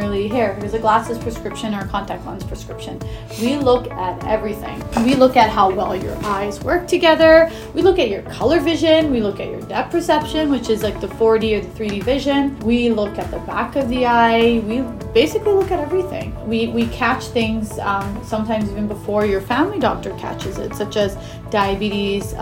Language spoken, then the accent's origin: English; Edmonton, Alberta, Canada; moved away as an adult; also born or lived in Texas / Baltimore, Maryland; Born and raised in Edmonton.